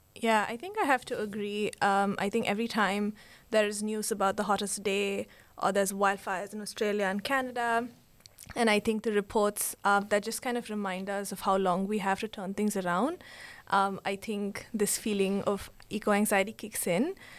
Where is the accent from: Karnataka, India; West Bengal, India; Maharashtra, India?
Karnataka, India; Bangalore; now in Sri Lanka; I'm from Bangalore, India, and I'm now based in Sri Lanka.